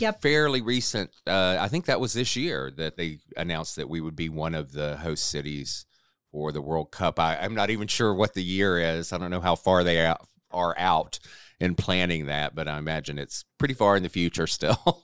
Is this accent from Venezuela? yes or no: no; South Carolina, United States; now in Atlanta, United States; I grew up in South Carolina